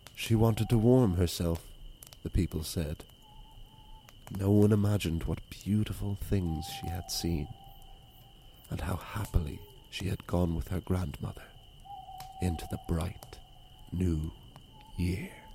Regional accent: Wicklow, Leinster, Ireland; It was the Danish Vikings that found it. that founded my hometown

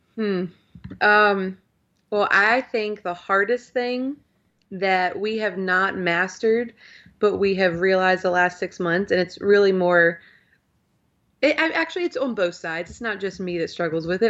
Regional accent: Virginia, United States; also born or lived in Louisville, Kentucky; I'm not technically, you know, born and raised in Virginia. We moved here, um, when I was probably sixteen months old

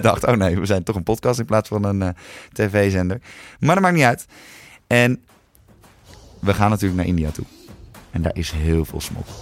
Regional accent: Netherlands; ik ben gewoon Nederlander

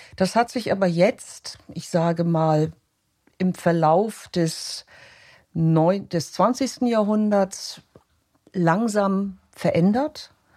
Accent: Hamburg, Germany; moved away as an adult; now in Vienna, Austria; ich bin, komme aus Deutschland, ich komme aus Hamburg

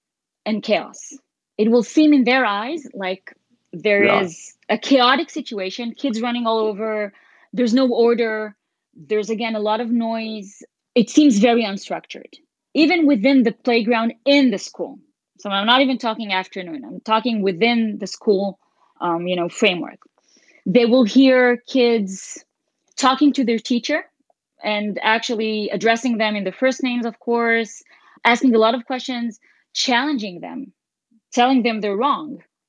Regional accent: Switzerland; English is a second language; I grew up in Switzerland as part of my childhood

